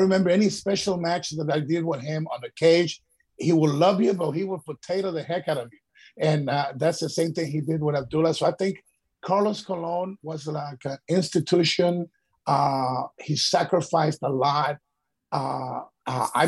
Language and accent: English; Ecuador; moved away; as a kid growing up in Ecuador